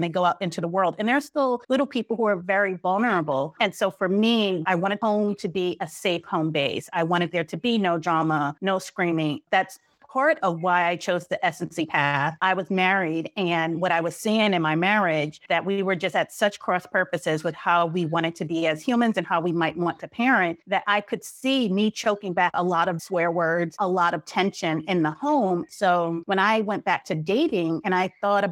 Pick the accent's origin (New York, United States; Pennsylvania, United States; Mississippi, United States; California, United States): New York, United States; New York City; I grew up in Brooklyn in the 80s during the height of the drug epidemic at the epicenter.